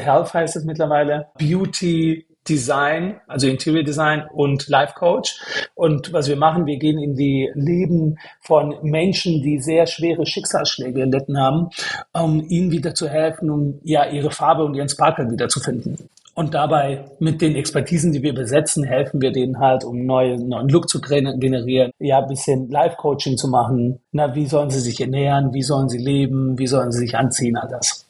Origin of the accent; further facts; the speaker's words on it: Stuttgart, Baden-Württemberg, Germany; moved away as an adult; now in Berlin, Germany; aus Stuttgart, aus dem Schwabeländle